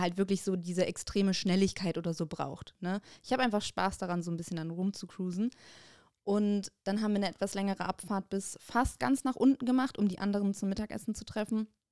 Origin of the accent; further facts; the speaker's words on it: Bonn, North Rhine-Westphalia, Germany; bei uns in Bonn